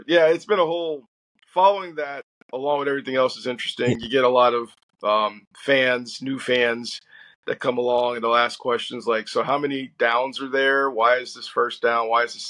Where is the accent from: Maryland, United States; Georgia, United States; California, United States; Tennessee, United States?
Tennessee, United States; Nashville; now in Kansas City, United States; because I'm from Nashville, Tennessee